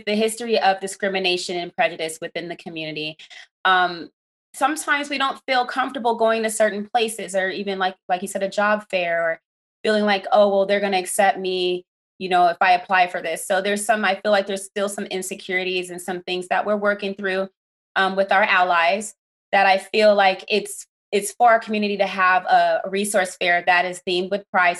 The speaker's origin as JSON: {"language": "English", "town": "Las Vegas", "region": "Nevada", "country": "United States", "tie": "born or raised there", "said": "I grew up here in Las Vegas"}